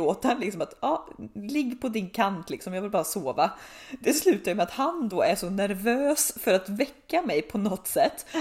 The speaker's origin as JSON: {"language": "Swedish", "town": "Tidaholm", "region": "Västra Götaland", "country": "Sweden", "tie": "born or raised there", "also_born_or_lived": "Uddevalla / Gothenburg", "moved": "as an adult", "said": "När jag bodde i Tidaholm hade jag pojkvän från Göteborg"}